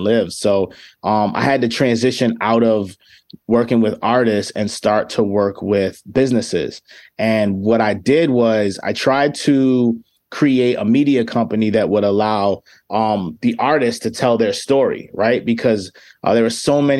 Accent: New York City, New York, United States; also born or lived in Chicago; now in Rochester, United States; I'm originally from the Bronx

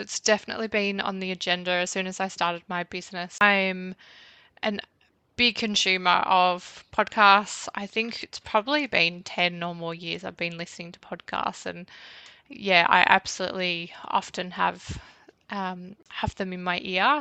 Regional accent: Bendigo, Victoria, Australia; I grew up in Bendigo about probably 20 minutes outside of the town.

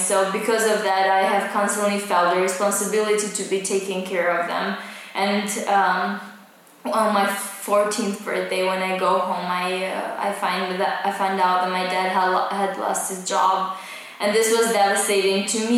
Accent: Pogradec, Korçë County, Albania; now in Tirana, Albania; I'm originally from Pogradec

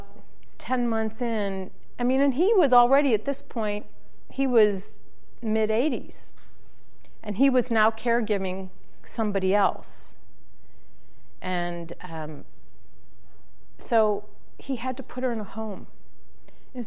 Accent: St. Louis, Missouri, United States; moved away as an adult; also born or lived in Phoenix; They moved to St. Louis when I was about a year old. So I grew up in the Midwest

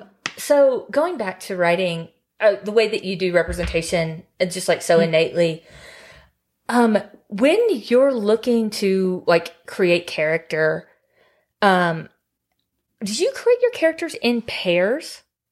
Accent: the South, United States; Correct. So I'm from the South. And when I say the South, I mean like the redneck South.

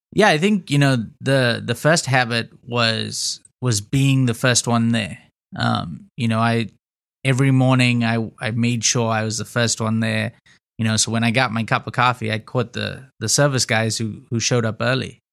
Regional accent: Zimbabwe; moved away as an adult; also born or lived in Houston, United States; now in United States; I grew up in Zimbabwe in Africa, moved to the States, uh, in two thousand nine to go to college

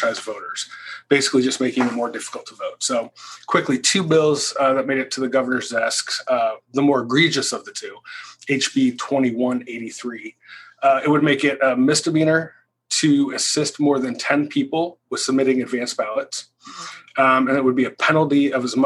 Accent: Roeland Park, Kansas, United States; in my hometown where I live now, in Roland Park

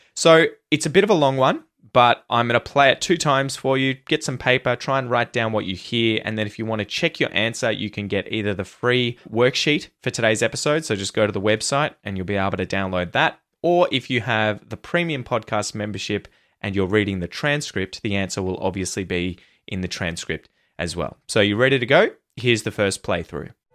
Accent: Australia; accent: Australian; try and practice my accent, my pronunciation

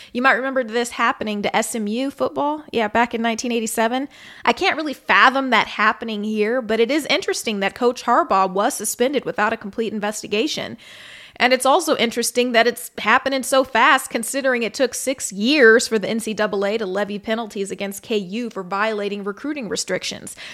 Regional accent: Missouri, United States; my hometown state, Missouri

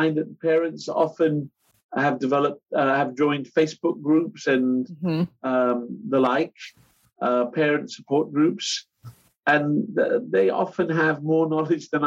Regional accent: England, United Kingdom; accent: English; my English accent

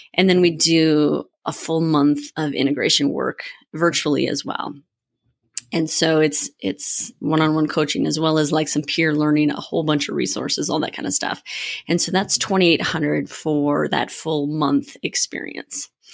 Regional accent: Minnesota, United States; now in Colorado, United States; I'm from Minnesota

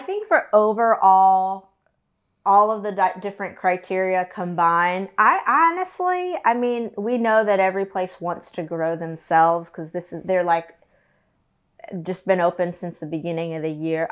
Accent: Collinsville, Illinois, United States; moved away; My hometown is Collinsville, Illinois.

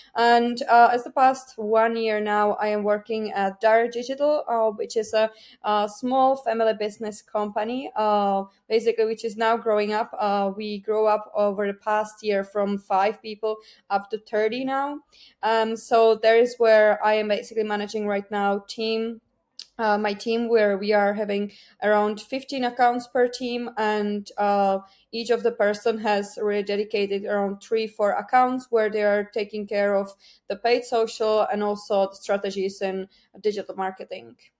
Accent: Czechia; English is a second language; moved away as an adult; now in Ireland; I'm not originally from Ireland. I'm from Czech Republic. I moved to Ireland seven years ago

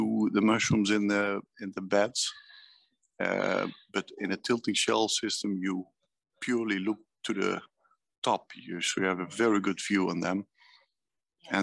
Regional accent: Netherlands; I'm from Holland.

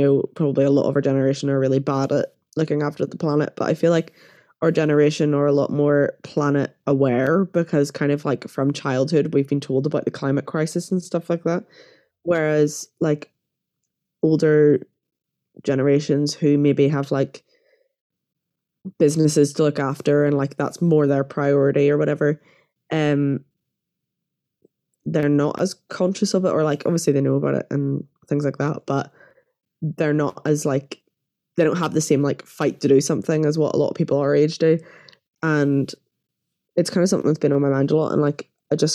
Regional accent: Northern Ireland, United Kingdom; growing up in Northern Ireland gay is not fun

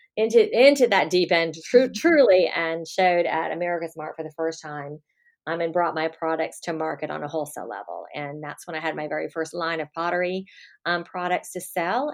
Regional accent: Miami, Florida, United States; I was born and raised in Miami, Florida

